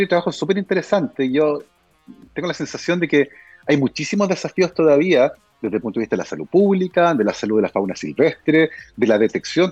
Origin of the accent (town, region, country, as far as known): Concepción, Biobío, Chile